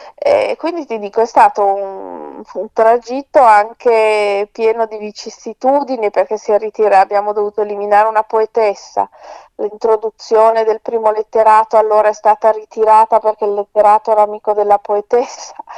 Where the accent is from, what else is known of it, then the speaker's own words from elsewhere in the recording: Milan, Lombardy, Italy; io vivo a Milano, sono nata e cresciuta a Milano